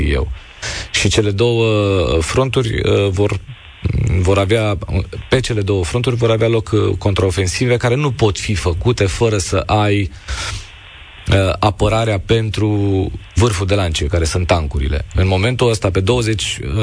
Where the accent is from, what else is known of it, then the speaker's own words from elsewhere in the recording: Romania; noi ca români